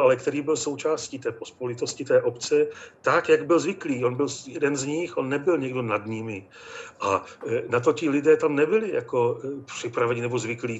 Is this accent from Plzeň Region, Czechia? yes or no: no; Bohemian-Moravian Highlands, Vysočina Region, Czechia; já pocházím z té krajiny, z Českomoravské Vysočiny, přesně z té části Vysočiny, kde Josef Toufar za války po válce působil.